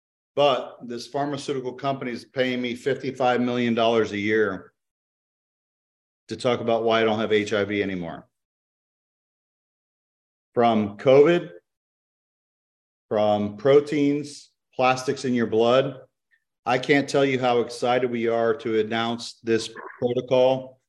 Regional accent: DeBary, Florida, United States; I'm from DeBary. You can look it up. It's a very small city.

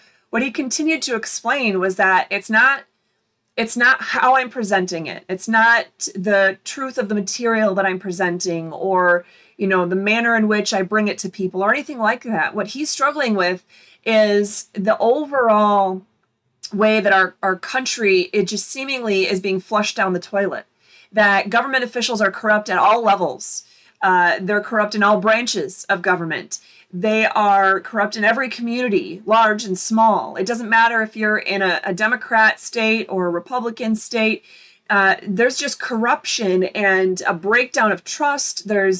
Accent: Michigan, United States; born there; Michigan, I was born in Michigan, and all of our daughters were born in Michigan.

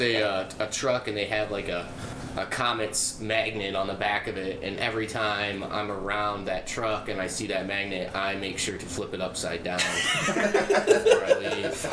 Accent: Defiance, Ohio, United States; we feel like a Toledo band, even though yep. we're from Defiance.

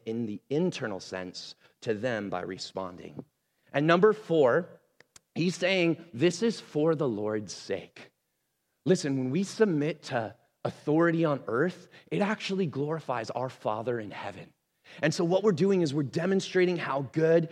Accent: Portland, Oregon, United States; also born or lived in Missouri; I was from Portland, right? Like I grew up here in the Northwest

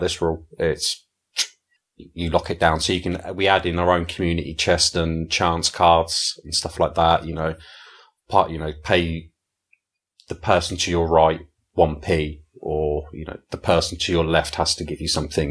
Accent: England, United Kingdom; I'm an Englishman

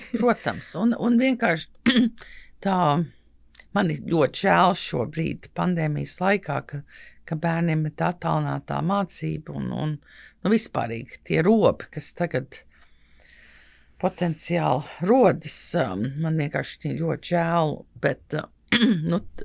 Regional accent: United States; now in Latvia; kad uzaugu Amerikā

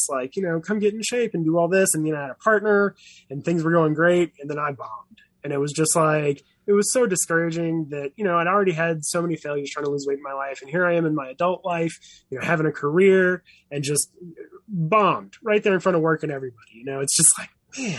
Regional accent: the South, United States; also born or lived in San Diego; now in Boston, United States; I was raised on Southern food

